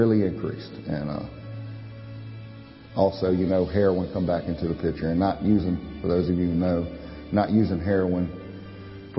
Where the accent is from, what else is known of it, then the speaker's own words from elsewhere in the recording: Pearl River, Louisiana, United States; I was born in Pearl River, Louisiana. Grew up there.